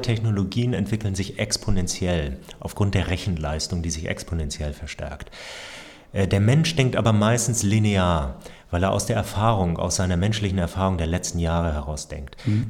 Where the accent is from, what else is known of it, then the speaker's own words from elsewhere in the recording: Hamburg, Germany; ich bin Hamburger Familienvater, drei Töchter